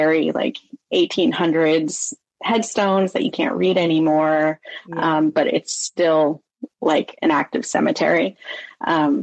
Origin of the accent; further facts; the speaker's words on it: Sonora, California, United States; I grew up in Sonora, California, which is like a mining town